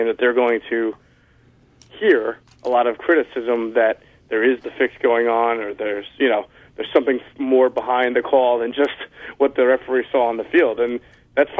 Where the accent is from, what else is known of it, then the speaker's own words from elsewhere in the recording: Connecticut, United States; moved away; I'm originally from Connecticut, and I was born and raised on UConn basketball